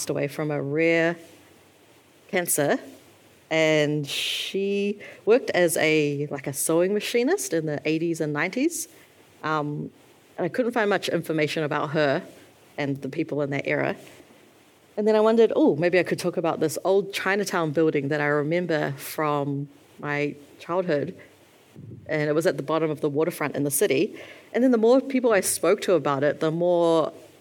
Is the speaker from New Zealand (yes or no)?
yes; New Zealand; when I was born and raised here